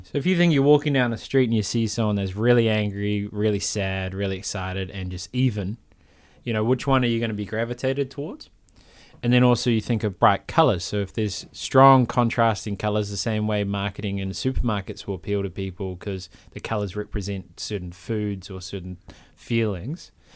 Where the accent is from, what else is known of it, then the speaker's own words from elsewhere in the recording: Palmerston North, Manawatū-Whanganui, New Zealand; I'm from Palmerston North, it's much worse